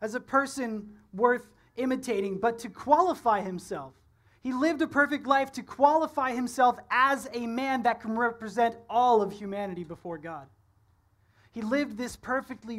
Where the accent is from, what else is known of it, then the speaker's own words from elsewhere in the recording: Ontario, Canada; moved away; I'm from Ontario